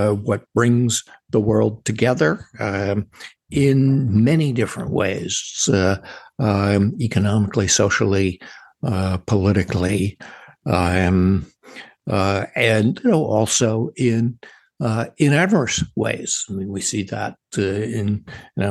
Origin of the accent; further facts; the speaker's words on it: United States; we as American citizens